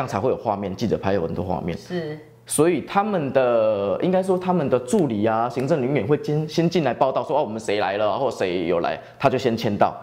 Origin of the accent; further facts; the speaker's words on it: Taiwan; 我们台湾人